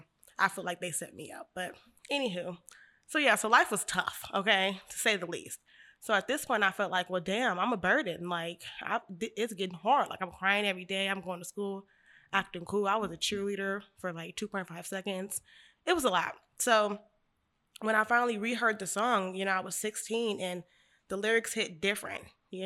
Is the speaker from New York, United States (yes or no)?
no; Bakersfield, California, United States; also born or lived in Sacramento; I am 26 years old. I'm from Bakersfield, California, East Side.